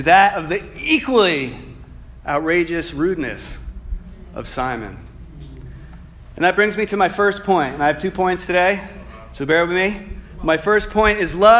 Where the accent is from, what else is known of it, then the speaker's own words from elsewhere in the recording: New Jersey, United States; moved away; In my home state